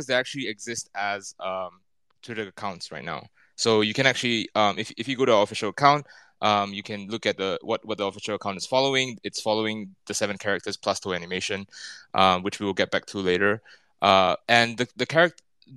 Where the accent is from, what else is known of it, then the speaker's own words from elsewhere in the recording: Singapore; moved away as an adult; now in Tokyo, Japan; I'm Singaporean, but I've been based in Tokyo for 11 years now